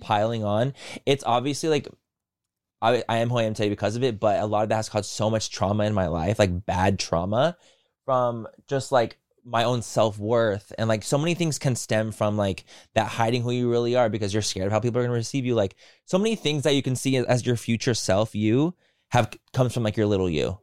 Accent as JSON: {"language": "English", "town": "San Diego", "region": "California", "country": "United States", "tie": "born or raised there", "said": "I grew up in San Diego."}